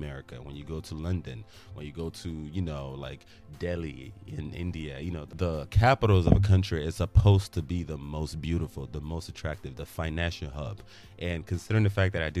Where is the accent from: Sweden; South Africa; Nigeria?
Nigeria; also born or lived in United States; I am Nigerian and I'm also American